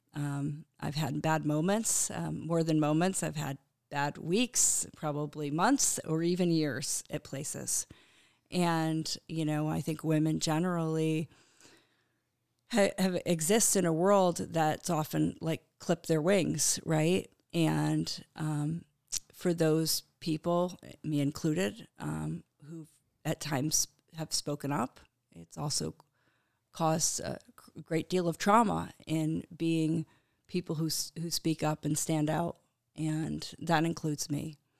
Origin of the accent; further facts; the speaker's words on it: Connecticut, United States; I grew up in Connecticut on a little Christmas tree farm